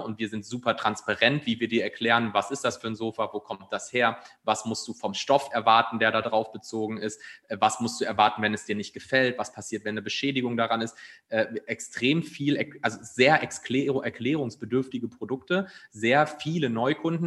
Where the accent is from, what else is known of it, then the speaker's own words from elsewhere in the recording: Ruhr area, North Rhine-Westphalia, Germany; moved away as an adult; also born or lived in Munich; now in Cologne, Germany; ich bin gebürtig aus dem Ruhrgebiet, äh, habe dann lange Zeit in München gelebt